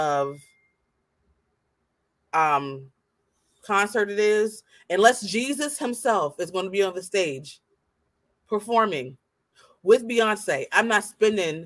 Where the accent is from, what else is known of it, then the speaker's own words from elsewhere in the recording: Baltimore, Maryland, United States; we're from Baltimore